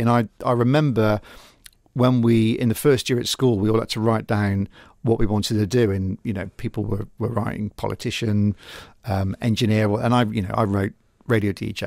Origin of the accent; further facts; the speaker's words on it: Gloucester, South West England, United Kingdom; I'm a Gloucester boy born and bred